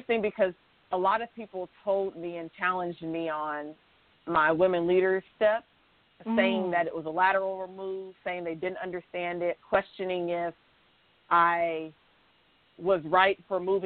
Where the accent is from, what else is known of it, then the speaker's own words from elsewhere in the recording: Atlanta, Georgia, United States; moved away as an adult; also born or lived in Orlando, Florida / Kansas; I'm from Atlanta, Georgia, and I was living in Orlando, Florida, and family's on the East Coast